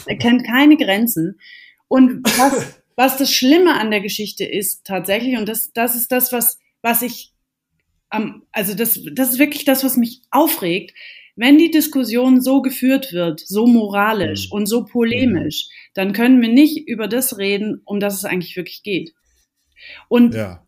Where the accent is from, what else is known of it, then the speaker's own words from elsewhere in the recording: Baden-Württemberg, Germany; hier in Baden-Württemberg, wo ich herkomme